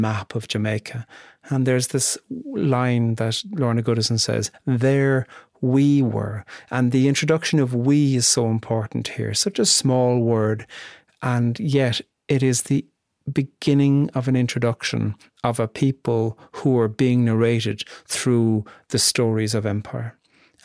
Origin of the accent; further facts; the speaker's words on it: Ireland; being Irish